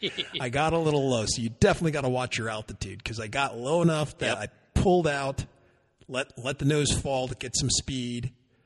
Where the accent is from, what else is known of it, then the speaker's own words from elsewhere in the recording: Warwick, New York, United States; now in Texas, United States; That's where I grew up. Warwick. It was Warwick, New York.